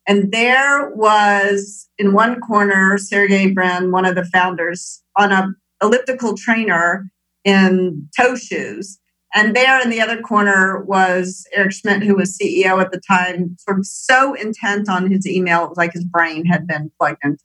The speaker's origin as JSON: {"language": "English", "town": "Memphis", "region": "Tennessee", "country": "United States", "tie": "born or raised there", "also_born_or_lived": "Minneapolis, Minnesota / Moscow", "moved": "as an adult", "said": "born in Minneapolis, but raised in Memphis, Tennessee"}